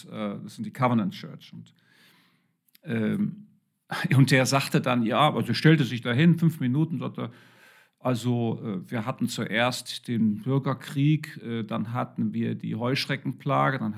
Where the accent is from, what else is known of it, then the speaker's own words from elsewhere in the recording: Germany; wir neigen als Deutsche sicher sehr dazu, überhaupt das ist ein westliches Denken